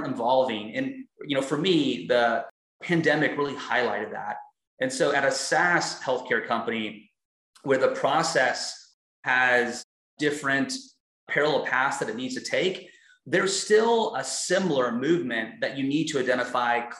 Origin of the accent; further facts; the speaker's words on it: Texas, United States; moved away; I'm from Texas, but I've lived in so many different states as my career has evolved and currently live in Houston, Texas